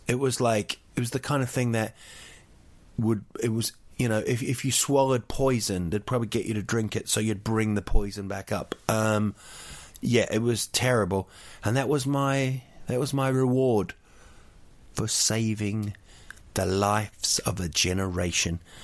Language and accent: English; Rotorua, Bay of Plenty, New Zealand; Rotorua, my hometown